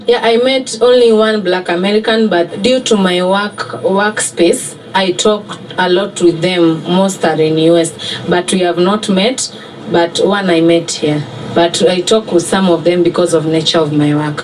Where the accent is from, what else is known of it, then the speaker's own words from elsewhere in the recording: Nairobi, Kenya; I'm from Nairobi, and I'm a proud Kenyan.